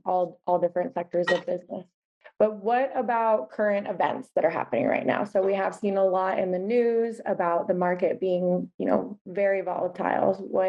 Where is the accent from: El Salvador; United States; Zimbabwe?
El Salvador; moved away; I grew up in El Salvador for 8 years.